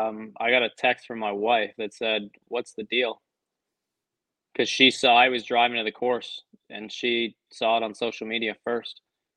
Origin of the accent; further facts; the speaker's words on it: Canada; because I'm Canadian